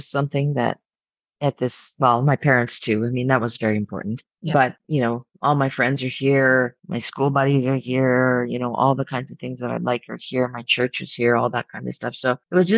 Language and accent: English; Ottawa, Ontario, Canada; I grew up right in this city. I've never left